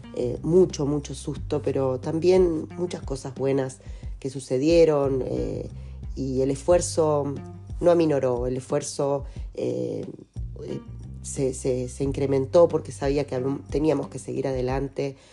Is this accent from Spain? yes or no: no; Lobos, Buenos Aires Province, Argentina; moved away as an adult; also born or lived in Temuco; en Lobos quedó mi mundo de niña, de adolescente, en Buenos Aires quedó mi mundo de profesional